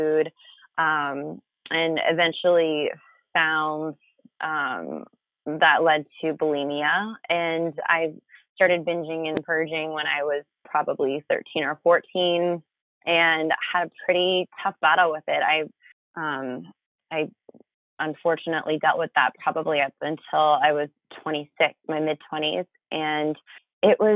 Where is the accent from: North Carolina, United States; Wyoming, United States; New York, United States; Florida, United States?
Florida, United States; moved away as an adult; also born or lived in Philadelphia, Pennsylvania; now in San Diego, United States; I'm from Florida originally